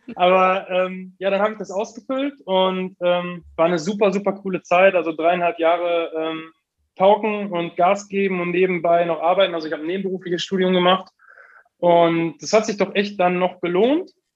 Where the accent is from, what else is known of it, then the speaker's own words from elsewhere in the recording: Heiden, North Rhine-Westphalia, Germany; in Heiden groß geworden, Heiden aufgewachsen.